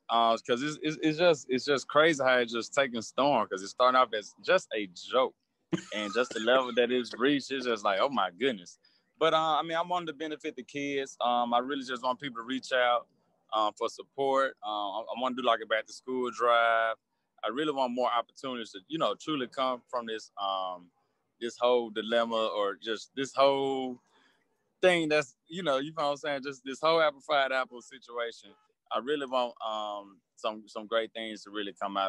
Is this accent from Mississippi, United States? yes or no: yes; Jackson, Mississippi, United States; I grew up in Jackson as well.